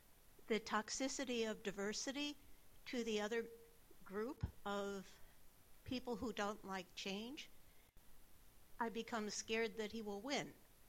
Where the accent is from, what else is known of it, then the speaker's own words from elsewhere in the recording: United States; I'm an American and a Democrat